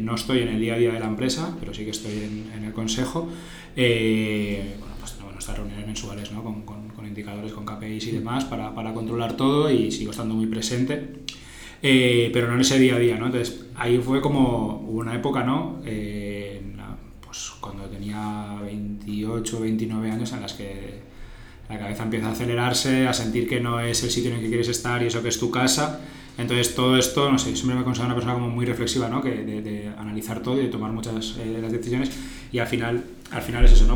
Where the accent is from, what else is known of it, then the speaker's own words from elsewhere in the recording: Sueca, Valencian Community, Spain; yo encima soy del pueblo del arroz. mi, pueblo es Sueca, que está a 30 kilómetros de, aquí de Valencia